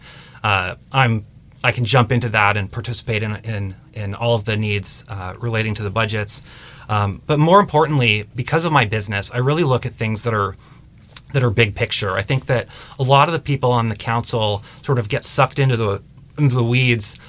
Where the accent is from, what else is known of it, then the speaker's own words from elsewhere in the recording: Mercer Island, Washington, United States; I grew up on Mercer Island, and I have an extensive connection to people on Mercer Island